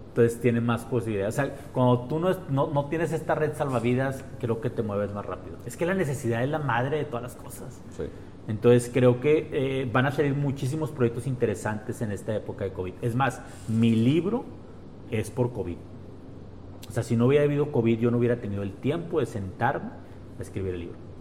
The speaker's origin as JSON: {"language": "Spanish", "country": "Mexico", "said": "nosotros como mexicanos"}